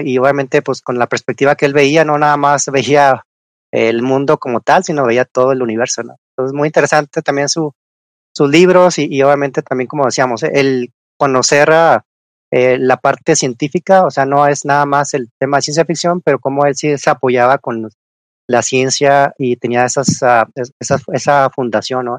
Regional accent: Chihuahua, Mexico; yo que soy ya de Chihuahua

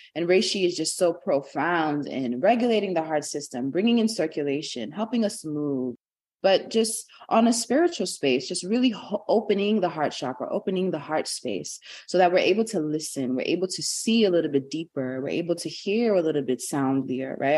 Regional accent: New York City, New York, United States; I was born and raised in Brooklyn, New York.

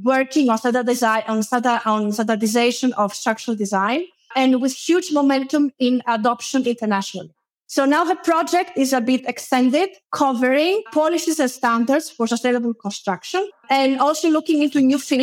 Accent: Greece; moved away as an adult; also born or lived in Ispra, Italy; In 2012, I moved back to my home country

